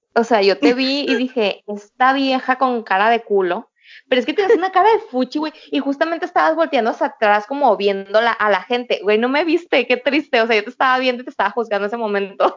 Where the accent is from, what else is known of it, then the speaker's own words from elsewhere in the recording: Culiacán, Sinaloa, Mexico; moved away as an adult; now in Shenzhen, China; Soy de Culiacán, Sinaloa y vivo en China